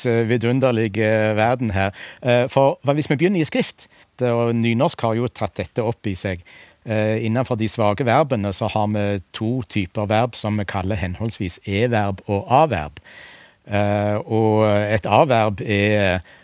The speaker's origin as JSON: {"language": "Norwegian", "region": "Rogaland", "country": "Norway", "accent": "southwestern Norwegian", "said": "Jeg kommer fra Rogaland og har en sørvestnorsk dialekt"}